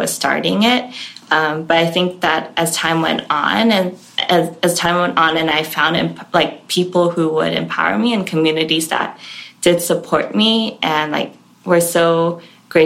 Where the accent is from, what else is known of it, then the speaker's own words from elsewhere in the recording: Hong Kong; now in United States; I grew up in Hong Kong